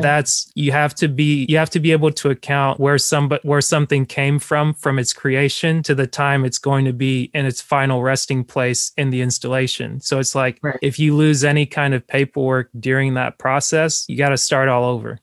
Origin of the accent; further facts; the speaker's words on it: Cameroon; moved away; my main nickname growing up in Cameroon and around my parents has always been …